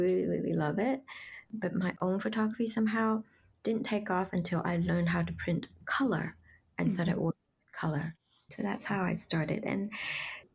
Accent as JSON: {"language": "English", "country": "Vietnam", "tie": "born or raised there", "moved": "yes", "lives_now": "New York City, United States", "said": "I grew up in Vietnam and we lived in a small town."}